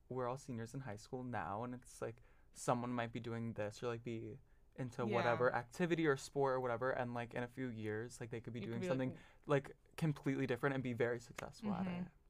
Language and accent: English; Tennessee, United States; I'm from Tennessee.